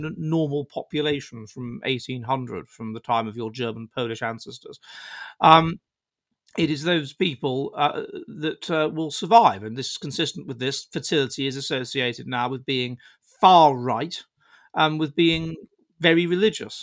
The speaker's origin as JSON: {"language": "English", "region": "England", "country": "United Kingdom", "moved": "as an adult", "lives_now": "Finland", "said": "the anti-freedom, pro-extreme individualism England of Tony Blair was so awful for me that I had to get out and go to Finland"}